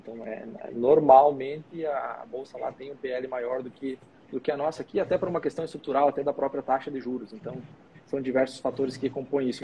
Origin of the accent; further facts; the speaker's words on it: Brazil; como bom brasileiro